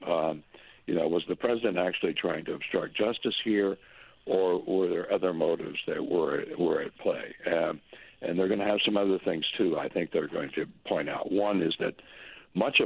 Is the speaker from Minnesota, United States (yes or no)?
yes; Minnesota, United States; moved away as an adult; also born or lived in South Dakota / Syracuse, New York; now in Boston, United States; I went to the University of Minnesota, my home state university.